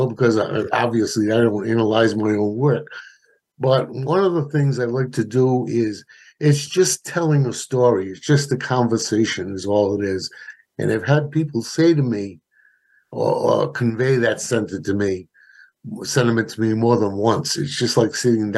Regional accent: Providence, Rhode Island, United States; now in North Providence, United States; I was born in Providence, actually South Providence, and lived there most of my life. I moved up here to North Providence when I got married

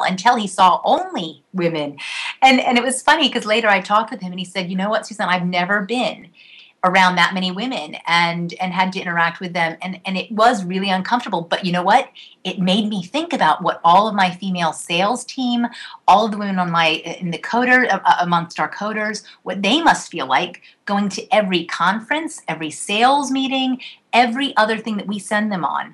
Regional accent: United States; I was raised outside of outside of Washington, D.C.

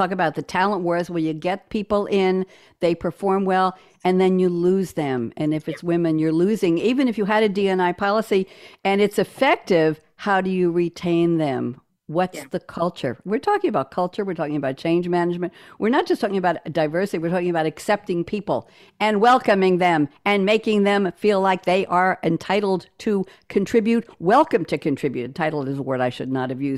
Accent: New York, United States; I'm a New Yorker

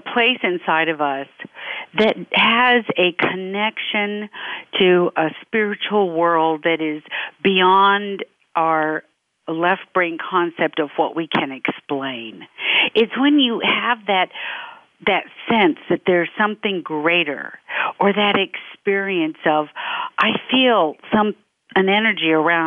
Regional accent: Memphis, Tennessee, United States; now in California, United States; I grew up in Memphis, Tennessee, so I'm a Southern girl

